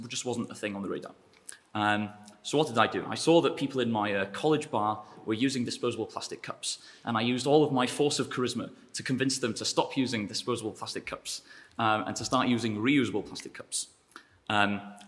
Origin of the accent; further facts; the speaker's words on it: North Wales, United Kingdom; moved away; also born or lived in Durham / Cambridge; I am from North Wales.